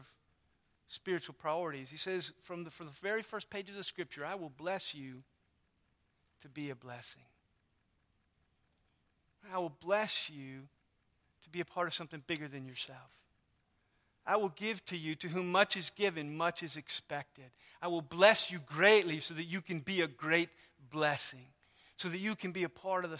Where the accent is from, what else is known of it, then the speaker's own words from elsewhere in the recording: United States; I am American through and through